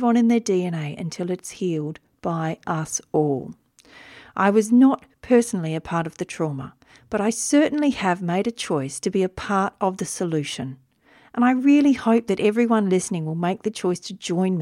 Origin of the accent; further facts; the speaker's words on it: Wiradjuri country, New South Wales, Australia; I was born in Wiradjuri country